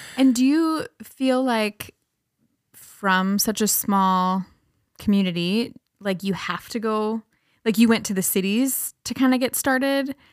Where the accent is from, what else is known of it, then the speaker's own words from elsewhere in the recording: Breckenridge, Minnesota, United States; now in Fergus Falls, United States; I grew up in Breck, and that's even smaller.